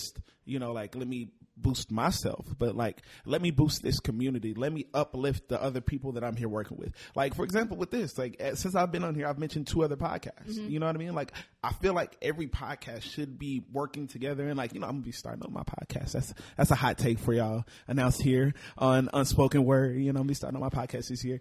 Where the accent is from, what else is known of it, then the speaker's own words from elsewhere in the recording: Fort Worth, Texas, United States; also born or lived in Houston, Texas / Florida; now in Dallas, United States; born and raised in Fort Worth